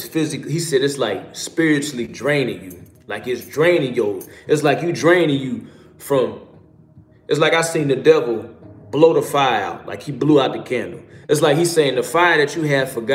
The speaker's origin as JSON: {"language": "English", "town": "Chicago", "region": "Illinois", "country": "United States", "said": "I'm from Chicago"}